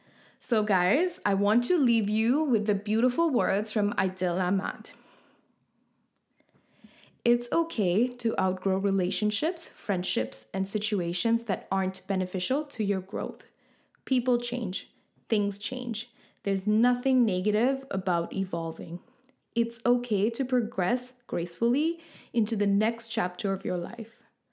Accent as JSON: {"language": "English", "country": "Sri Lanka", "lives_now": "Canada", "said": "and then I'm from originally from Sri Lanka and now living in Canada."}